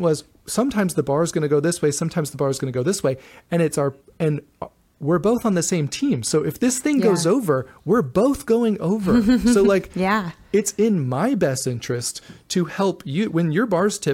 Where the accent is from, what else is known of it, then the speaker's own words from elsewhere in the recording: the South, United States; I'm from the South